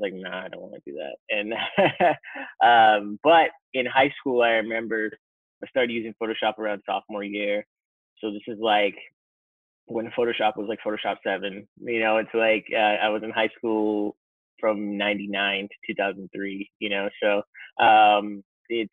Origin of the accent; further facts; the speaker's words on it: Fort Lauderdale, Florida, United States; also born or lived in New York / Orlando / Jamaica (ancestry); I grew up mainly in Florida, South Florida, north of Miami, Fort Lauderdale is where kind of call home